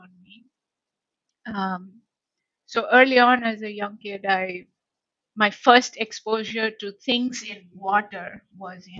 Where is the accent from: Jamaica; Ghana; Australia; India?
India; also born or lived in Canada; now in United States; Geographically, I'm from India, earlier part of my life, mm-hmm. and the latter parts of my life has been in the US and Canada for the past few decades.